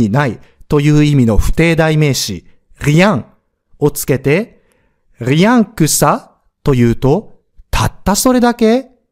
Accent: Osaka, Japan; 僕は大阪人なのに

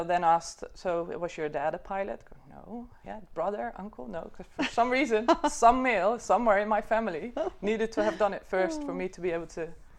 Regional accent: South Holland, Netherlands; In the Netherlands, in a small village just outside Rotterdam.

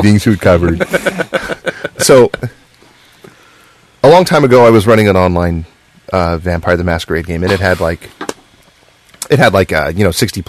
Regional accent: New York, United States; now in Orange County, United States; I'm from New York. I come out here to Orange County, you know?

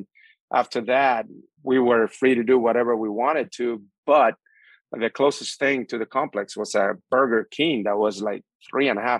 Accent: San Pedro de Macorís, Dominican Republic; English is a second language; moved away as an adult; now in United States; I grew up right outside San Pedro, the sugarcane

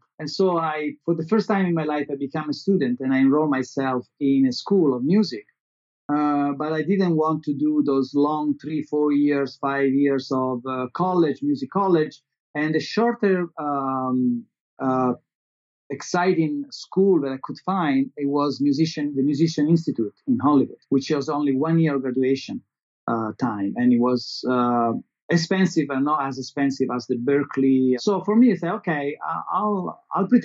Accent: Italy; English is a second language; moved away as an adult; also born or lived in Los Angeles

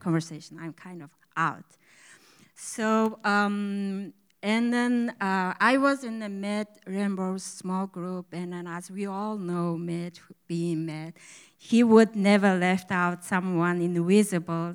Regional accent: Mongolia; first language Mongolian; English is a second language; moved away as an adult; now in United States; I come from Mongolia about seven years ago, and I speak Mongolian good

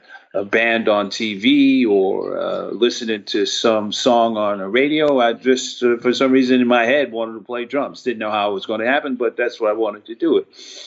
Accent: New York City, New York, United States; also born or lived in Harlem, New York City; I was born in Harlem. Family moved from the West Indies in the 50s. Mm-hmm. And then migrated to the Northeast Bronx. Great neighborhood at the time.

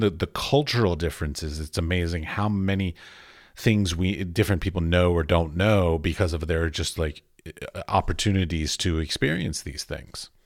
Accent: Washington, District of Columbia, United States; I was raised in Washington, D C, both of my parents were very creative.

